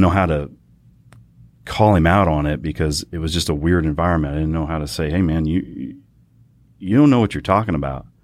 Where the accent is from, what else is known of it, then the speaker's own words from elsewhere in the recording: Fort Worth, Texas, United States; I'm Fort Worth born and raised. Kid grew up on the east side of Fort Worth.